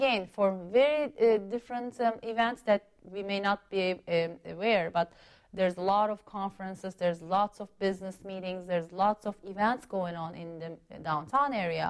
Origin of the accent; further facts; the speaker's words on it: Chicago, Illinois, United States; now in Washington, United States; Yeah, in Chicago, yeah. For family you know, reasons, we moved from Chicago to, in 2005, to the D.C.